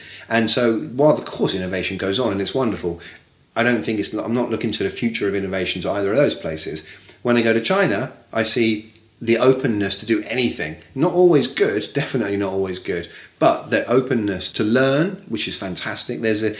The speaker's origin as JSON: {"language": "English", "region": "England", "country": "United Kingdom", "said": "And I come from England, right? You know this."}